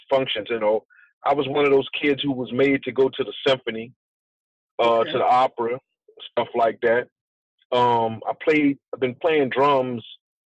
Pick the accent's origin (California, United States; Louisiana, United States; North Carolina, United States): Louisiana, United States; New Orleans; also born or lived in Los Angeles; Born and raised in New Orleans. Back and forth, really, between New Orleans and Los Angeles.